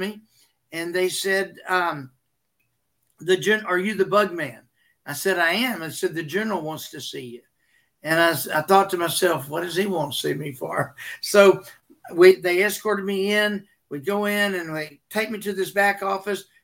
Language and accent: English; Texas, United States; I'm from Texas